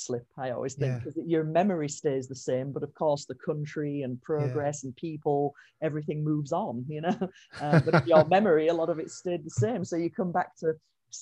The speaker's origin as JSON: {"language": "English", "region": "England", "country": "United Kingdom", "also_born_or_lived": "United States", "moved": "as an adult", "said": "I am from England originally, but I spent many, many years. I moved to America in 2001 and spent about 17 years there"}